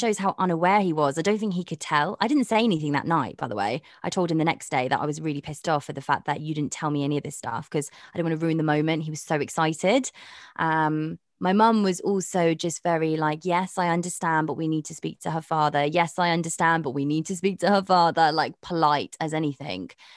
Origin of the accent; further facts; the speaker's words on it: Karachi, Sindh, Pakistan; moved away; I'm from Karachi